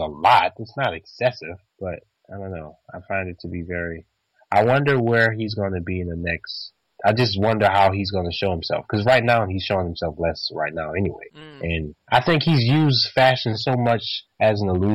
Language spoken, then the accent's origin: English; New Orleans, Louisiana, United States; also born or lived in Texas / Europe; now in Minneapolis, United States; I'm from New Orleans